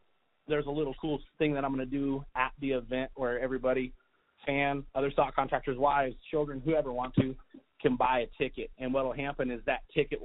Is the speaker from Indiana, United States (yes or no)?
no; Las Vegas, Nevada, United States; also born or lived in Mount Charleston, Nevada / Indian Springs, Nevada; I grew up in Las Vegas